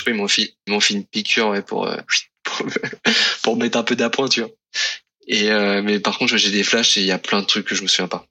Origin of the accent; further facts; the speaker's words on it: Tours, Centre-Val de Loire, France; moved away as an adult; also born or lived in Côte d'Azur; je suis originaire de Tours